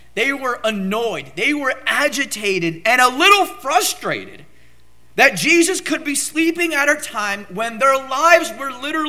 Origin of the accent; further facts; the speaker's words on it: Southern California, United States; I grew up in Southern California, and we would have occasional earthquakes